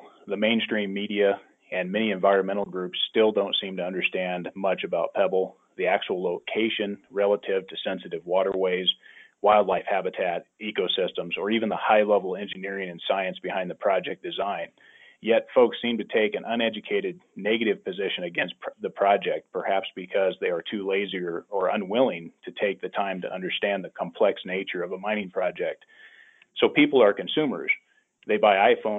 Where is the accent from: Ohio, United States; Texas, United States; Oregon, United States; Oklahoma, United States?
Oregon, United States; I'm from Oregon